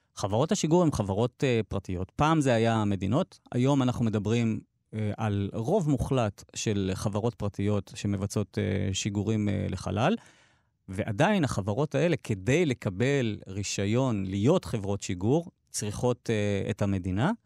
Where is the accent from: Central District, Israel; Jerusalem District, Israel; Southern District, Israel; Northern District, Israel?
Southern District, Israel; Dimona; אני נולדתי וגדלתי בדימונה